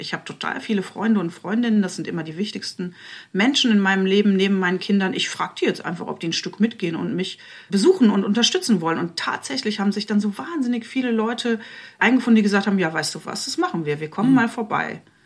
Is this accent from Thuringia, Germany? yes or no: no; Eifel, Rhineland-Palatinate, Germany; moved away as an adult; now in Leipzig, Germany; ich komme zwar aus der Eifel, aber ich lebe seit 20 Jahren in Leipzig